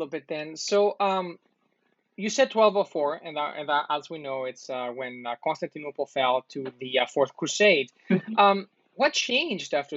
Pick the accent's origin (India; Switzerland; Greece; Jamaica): Greece; I'm also from Greece.